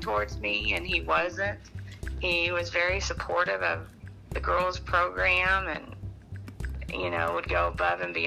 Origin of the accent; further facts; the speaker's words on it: West Texas, United States; I grew up in West Texas